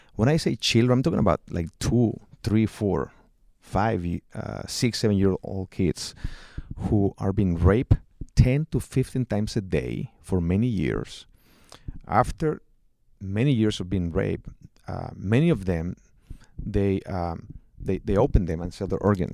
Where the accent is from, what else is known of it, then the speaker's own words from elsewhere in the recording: Mexico; now in United States; I'm from Mexico.